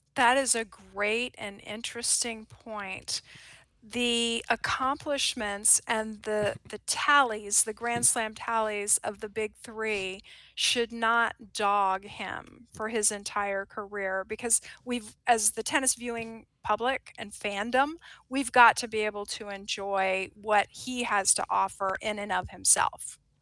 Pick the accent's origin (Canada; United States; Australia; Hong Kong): United States; as an American